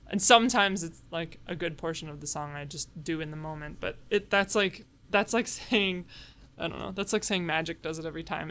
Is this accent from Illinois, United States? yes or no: yes; suburb of Chicago, Illinois, United States; I grew up in a suburb of Chicago